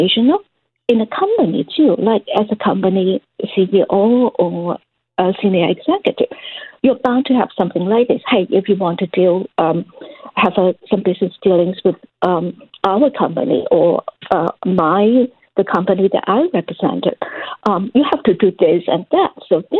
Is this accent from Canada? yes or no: yes; Canada; as Canadians